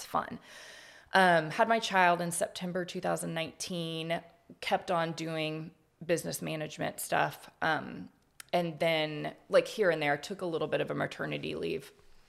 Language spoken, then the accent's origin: English; Houston, Texas, United States; moved away as an adult; now in Austin, United States; I've lived here in Austin. I came here from Houston in 2002. For school.